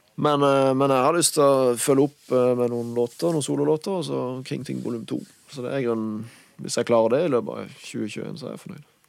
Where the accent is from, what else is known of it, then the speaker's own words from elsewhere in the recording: Kristiansand, Agder, Norway; accent: Kristiansand dialect; first language Norwegian; Det er jo morsmålet mitt. Og kristiansandsdialekter syns jeg funker bra til rapp